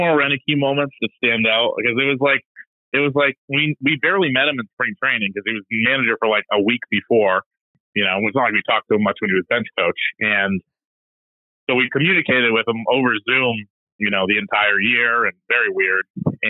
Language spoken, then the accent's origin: English; Boston, Massachusetts, United States; "Where are you from?" "Boston."